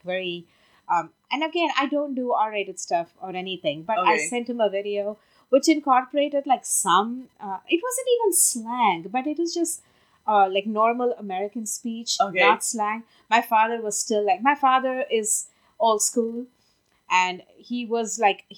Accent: Western India, India; first language Tamil; English is a second language; now in Boston, United States; I grew up in Western India. So I grew up learning Marathi.

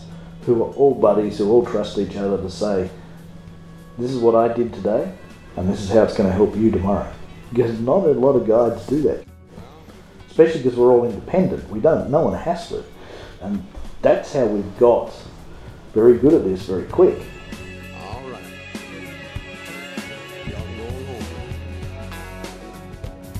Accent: Australia; also born or lived in Florida; now in United States; I'm an Australian

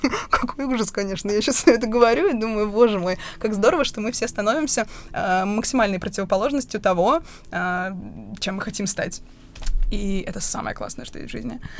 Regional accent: Bashkortostan, Russia; also born or lived in Tel Aviv; now in Moscow, Russia; тот небольшой городок, где я родилась, в Башкирии

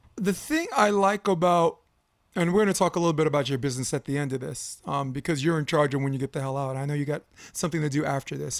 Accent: New York, United States; moved away as an adult; now in California, United States; I was born and raised in New York, flatbush

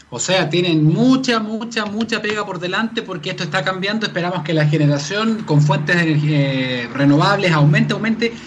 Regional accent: Santiago, Santiago Metropolitan Region, Chile; los santiaguinos

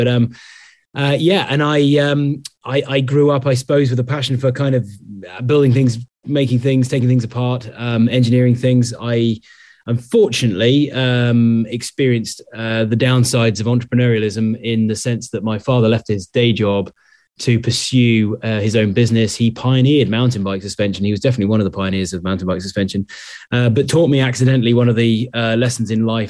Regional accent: Sherborne, South West England, United Kingdom; born there; I was born in Sherborne in Dorset. I went to boarding school in Taunton in Somerset.

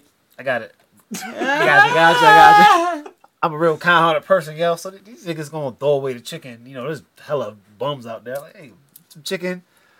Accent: Baltimore County, Maryland, United States; also born or lived in Florida; You know, I'm from Florida, but I've lived in Baltimore my whole life. But I'm a county bounty, though.

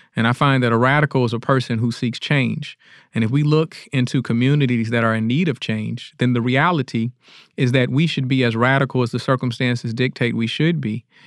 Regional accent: Detroit, Michigan, United States; now in Jackson, United States; I'm originally from Detroit

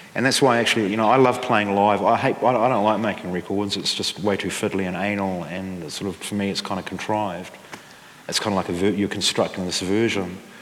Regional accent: Dunedin, Otago, New Zealand; where I grew up in Dunedin

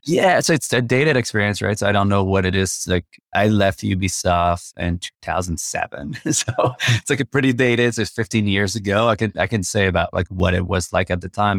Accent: Quebec City, Quebec, Canada; first language French; English is a second language; moved away; I'm from Quebec City originally, so I grew up speaking French

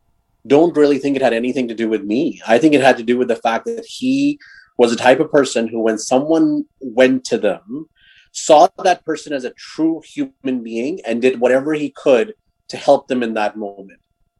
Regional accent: Mississauga, Ontario, Canada; So I grew up in Mississauga in Toronto, just outside Toronto

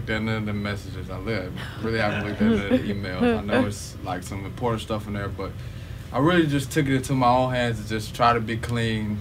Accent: Kinston, North Carolina, United States; I'm from Kinston

